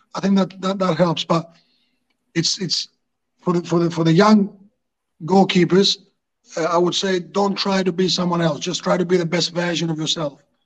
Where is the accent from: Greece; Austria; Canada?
Greece; moved away as an adult; also born or lived in Hartlepool, England; I'm from Greece